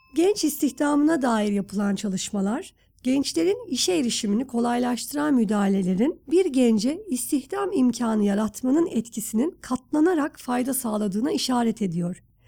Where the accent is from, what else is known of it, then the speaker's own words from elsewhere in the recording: Istanbul, Turkey; biz tabii İstanbul'da büyüdük.